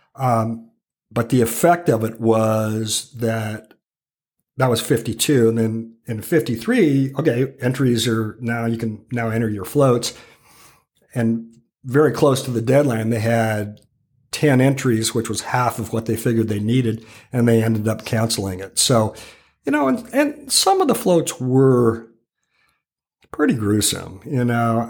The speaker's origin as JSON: {"language": "English", "town": "Calistoga", "region": "California", "country": "United States", "tie": "born or raised there", "moved": "yes", "said": "growing up in Calistoga, uh, i, i, is an experience I wouldn't trade for the world, truly"}